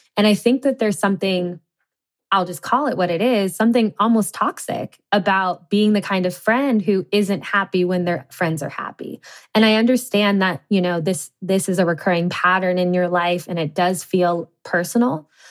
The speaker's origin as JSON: {"language": "English", "town": "Cincinnati", "region": "Ohio", "country": "United States", "tie": "born or raised there", "said": "I grew up in the Midwest in Cincinnati, Ohio."}